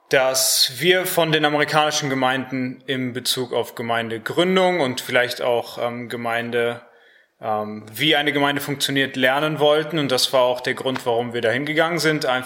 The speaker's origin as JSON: {"language": "German", "town": "Harsewinkel", "region": "North Rhine-Westphalia", "country": "Germany", "moved": "as an adult", "lives_now": "Cologne, Germany", "said": "Ich bin 22 Jahre alt, ähm, komme auch aus Hasewinkel, bin dort in der Evangeliumschristengemeinde gewesen"}